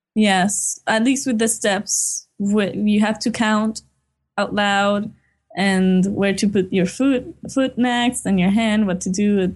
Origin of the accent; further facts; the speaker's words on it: Puerto Rico; we were essentially born and raised here.